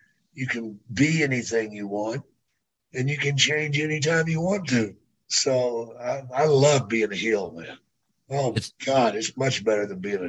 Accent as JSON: {"language": "English", "area": "near Dallas", "region": "Texas", "country": "United States", "tie": "born or raised there", "said": "I should have expected that because that's near my hometown."}